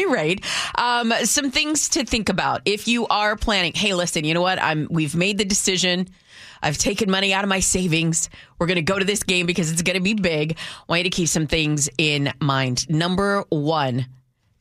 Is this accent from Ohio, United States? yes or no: no; Austin, Texas, United States; now in Seattle, United States; I'm from Austin, Texas